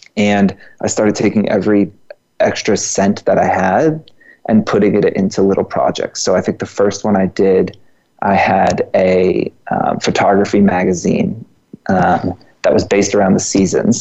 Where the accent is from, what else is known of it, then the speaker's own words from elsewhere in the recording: Georgia, United States; moved away; also born or lived in New York; I'm from Georgia.